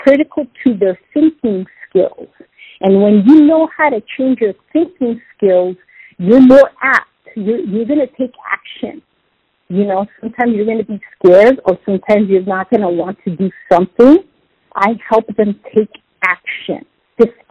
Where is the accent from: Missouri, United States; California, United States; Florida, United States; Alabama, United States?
California, United States; San Diego; also born or lived in Los Angeles; I was born in Los Angeles, raised in San Diego